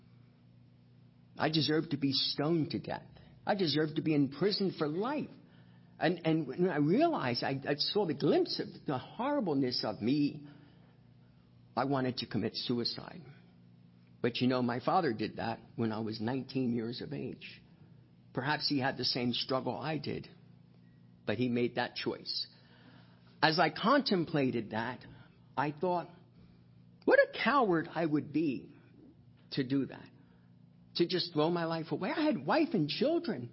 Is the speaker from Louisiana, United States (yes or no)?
no; Hunterdon County, New Jersey, United States; I was actually born and raised in Hunterdon County, right across the river, and raised on a farm in Rosemont about the first 7 years of my life.